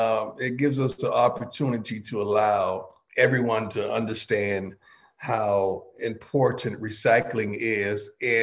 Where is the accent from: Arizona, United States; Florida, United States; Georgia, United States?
Florida, United States; We're from Florida, man. We Florida boys.